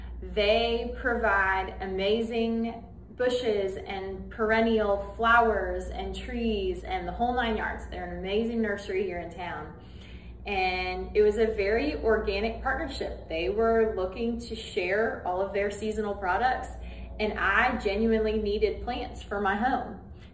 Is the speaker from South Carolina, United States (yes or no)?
no; Madison, Alabama, United States; Madison was a lot smaller than it is now. People would still say it's a small town, but it was a really small town back then.